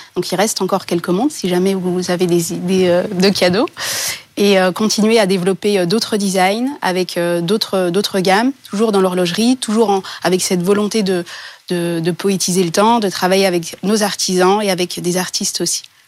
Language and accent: French; Bourgogne-Franche-Comté, France; ma région d'origine, la Franche-Comté